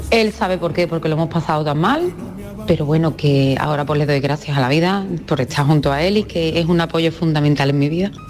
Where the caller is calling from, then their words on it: Seville, Andalusia, Spain; Hola, buenas tardes … de Sevilla.